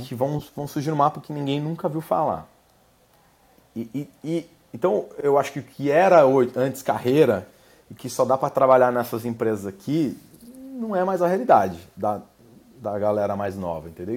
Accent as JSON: {"language": "Portuguese", "country": "Brazil", "moved": "as an adult", "lives_now": "United States", "said": "com a minha experiência aqui como brasileiro nos Estados Unidos"}